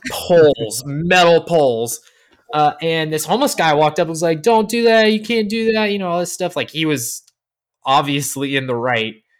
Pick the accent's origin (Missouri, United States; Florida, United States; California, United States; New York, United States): Florida, United States; Orlando; I grew up in Orlando with a very core group of friends, Orlando, Florida.